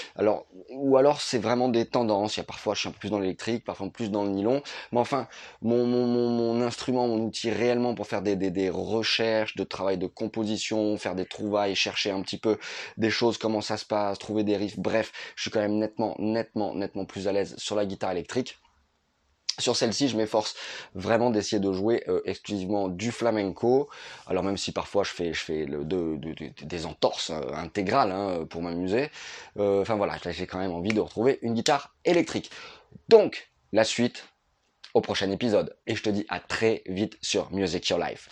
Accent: Nice, Provence-Alpes-Côte d'Azur, France; je suis de Nice. Là, je suis euh, en Corse.

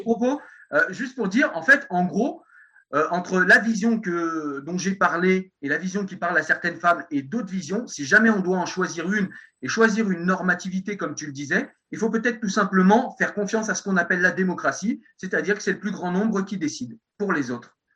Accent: France; je suis un bon français

